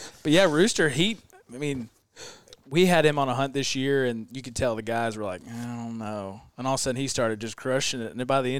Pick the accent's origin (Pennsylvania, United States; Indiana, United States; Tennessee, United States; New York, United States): Tennessee, United States; La Grange; I'm from LaGrange, which is right there.